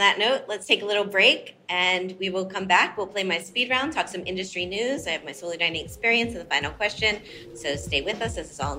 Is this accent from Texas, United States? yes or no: no; Miami, Florida, United States; My hometown.